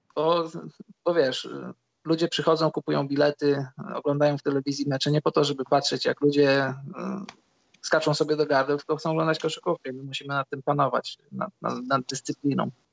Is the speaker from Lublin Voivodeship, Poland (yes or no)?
yes; Świdnik, Lublin Voivodeship, Poland; u nas w Świdniku jest e, boisko przy szkole numer 4